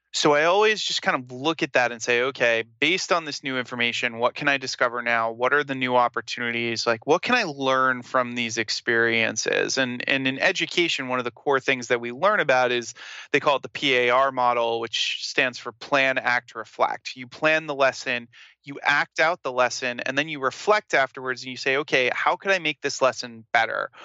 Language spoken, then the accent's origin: English; Smithfield, Rhode Island, United States; also born or lived in Providence, Rhode Island; I'm from Rhode Island